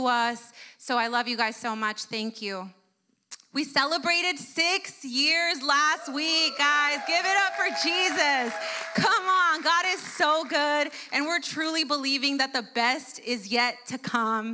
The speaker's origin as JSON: {"language": "English", "country": "United States", "tie": "born or raised there", "first_language": "Spanish", "second_language": "English", "said": "my parents immigrated to the U.S. before I was born. And so when I was born, Spanish was my first language. English was my second."}